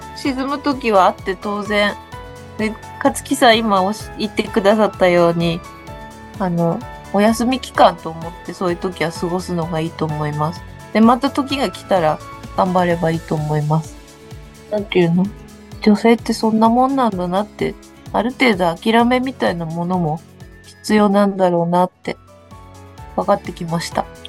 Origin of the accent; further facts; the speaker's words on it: Ibaraki, Japan; moved away; 私は茨城県出身で